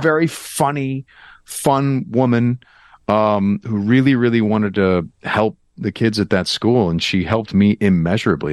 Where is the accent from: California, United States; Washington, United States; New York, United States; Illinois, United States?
Illinois, United States; Glenview; born or raised there